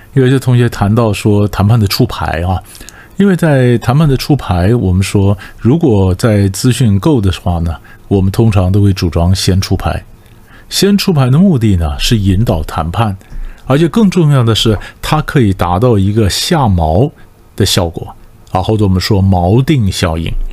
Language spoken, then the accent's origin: Chinese; Taiwan; 我被新加坡人一脚踢出来，一脚踢出来说你们台湾人就是没水准